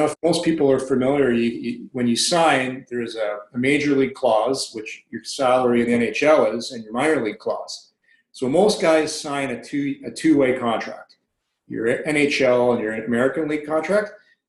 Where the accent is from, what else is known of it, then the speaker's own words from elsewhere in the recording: Ottawa, Ontario, Canada; moved away as an adult; So I grew up in an area in the Pian, which is a suburb of Ottawa.